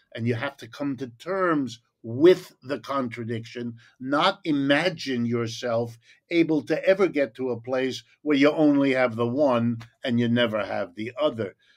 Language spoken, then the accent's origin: English; Ohio, United States; I was born in Ohio, in the middle of the country.